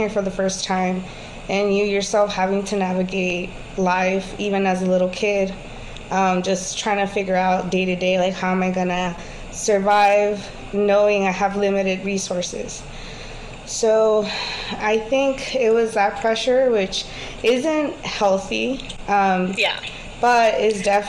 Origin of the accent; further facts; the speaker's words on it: Houston, Texas, United States; also born or lived in California; I was born in California, but I was raised in Houston, Texas all of my life. I grew up in Southeast Houston